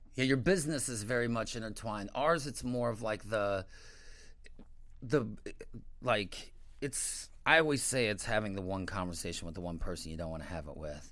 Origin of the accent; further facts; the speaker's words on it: St. Louis, Missouri, United States; moved away as an adult; also born or lived in Chicago / Miami / New York; I'm from Saint Louis originally